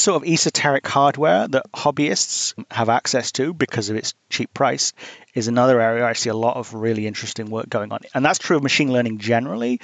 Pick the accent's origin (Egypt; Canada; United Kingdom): United Kingdom; now in United States; I'm British and I live in the US